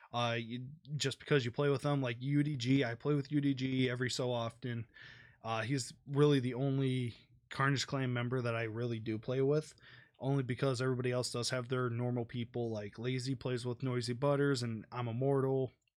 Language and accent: English; Detroit, Michigan, United States; I'm from Detroit, I'm gonna support my home team